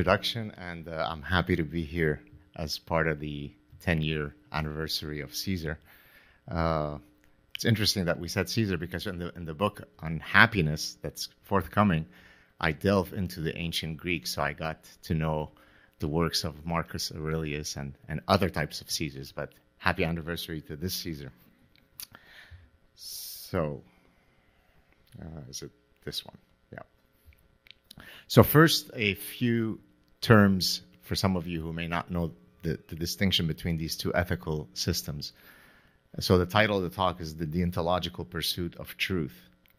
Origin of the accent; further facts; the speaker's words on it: Canada; I'm Canadian, so I can say this without being accused of being a right-wing, insurrectionist.